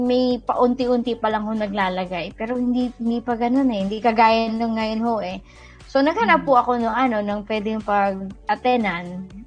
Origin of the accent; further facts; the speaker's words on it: Quezon, Calabarzon, Philippines; moved away; dun sa province namin sa Quezon